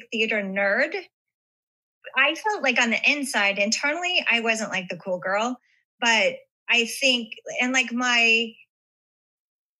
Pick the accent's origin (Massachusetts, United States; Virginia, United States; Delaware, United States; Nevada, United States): Nevada, United States; Las Vegas; I grew up in Vegas